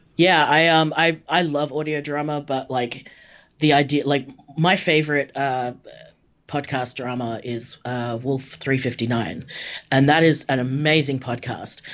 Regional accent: Australia; I'm Australian.

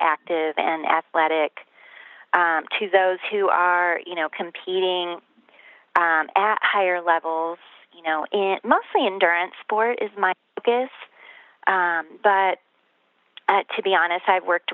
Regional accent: Midwest, United States; now in Colorado, United States; when I moved to Colorado from the Midwest, which is where I come from

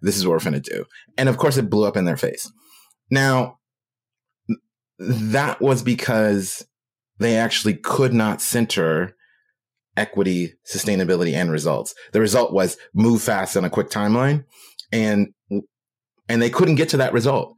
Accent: Oakland, California, United States; I'm from Oakland

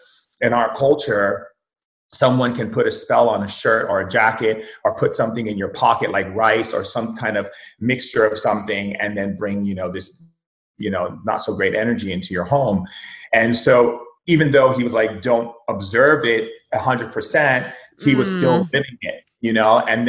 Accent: Foster City, California, United States; also born or lived in Hawaii; I grew up in two places. I grew up in Foster City. It's a little town outside of San Francisco. And I also grew up in Hawaii and Oahu, in several places in Hawaii.

